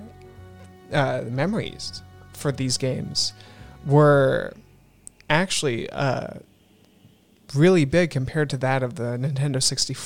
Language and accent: English; Alaska, United States; moved away; growing up in Alaska, actually, which is where I was living for 8 years.